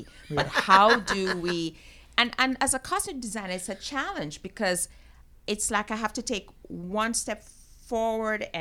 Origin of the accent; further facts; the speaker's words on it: Jamaica; moved away as an adult; now in United States; my formative years, I grew up in Jamaica, went to high school there, families from there. And then I came to the States to go to college